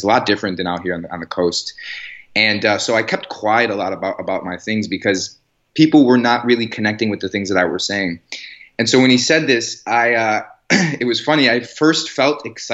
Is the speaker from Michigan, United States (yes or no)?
no; Chicago, Illinois, United States; moved away as an adult; now in Los Angeles, United States; I'm from the Chicago area